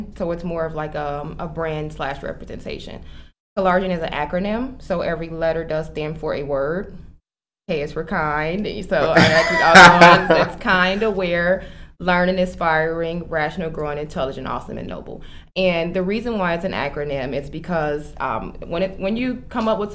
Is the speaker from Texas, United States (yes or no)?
no; Chicago, Illinois, United States; moved away as an adult; now in Aurora, United States; I am originally from Chicago. Okay. I'm born and raised, and I have been in Aurora for 7 years now